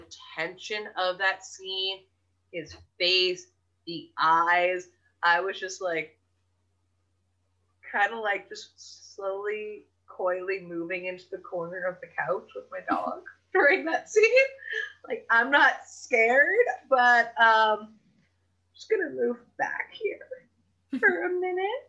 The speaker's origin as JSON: {"language": "English", "town": "Los Angeles", "region": "California", "country": "United States", "said": "we're from Los Angeles, and half of our lives have been spent on freeways"}